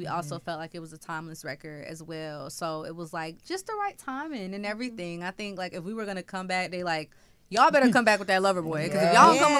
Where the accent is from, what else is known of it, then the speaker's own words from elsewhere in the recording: the South, United States; we're from the South.